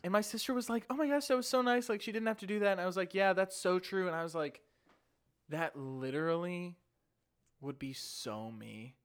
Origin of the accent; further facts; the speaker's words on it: St. Louis, Missouri, United States; I'm from Saint Louis